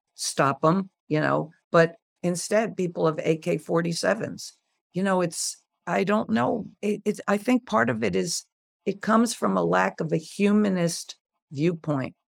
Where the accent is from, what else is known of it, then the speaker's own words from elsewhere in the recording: United States; I'm an American and, uh, I, I am an all, I'm every inch American